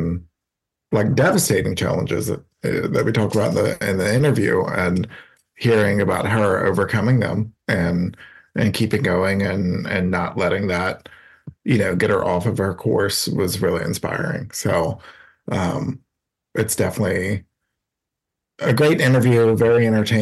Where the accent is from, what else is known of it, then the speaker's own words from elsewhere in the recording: Baton Rouge, Louisiana, United States; moved away as an adult; now in Austin, United States; I'm originally from Louisiana, from Baton Rouge.